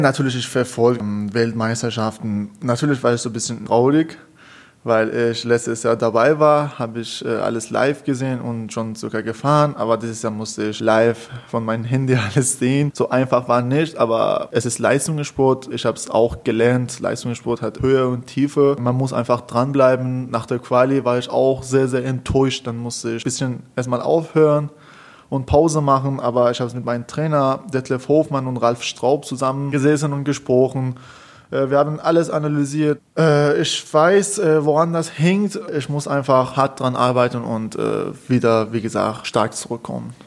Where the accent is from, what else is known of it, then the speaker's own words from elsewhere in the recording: Iran; German is a second language; moved away as an adult; also born or lived in Tehran; now in Karlsruhe, Germany; in meinem Staat, in meinem Heimat, in Iran